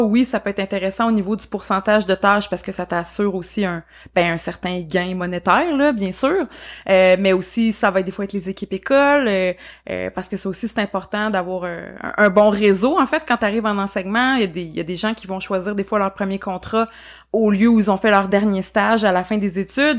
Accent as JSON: {"language": "French", "area": "Beauce", "region": "Quebec", "country": "Canada", "moved": "as an adult", "lives_now": "Sherbrooke, Canada", "said": "moi, je suis pas originaire de la région à la base, donc pour les auditeurs qui nous écoutent, moi je viens de la Beauce, mais je me suis établie en fait à Sherbrooke pour les études et je suis jamais repartie"}